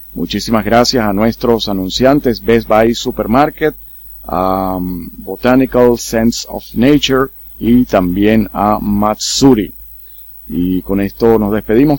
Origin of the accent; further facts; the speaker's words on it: Dominican Republic; now in Curaçao; yo soy dominicano